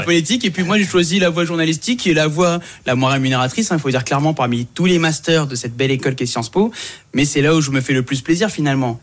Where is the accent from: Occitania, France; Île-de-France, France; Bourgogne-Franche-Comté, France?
Île-de-France, France; Saint-Denis; also born or lived in Comoros; moi je viens de Saint-Denis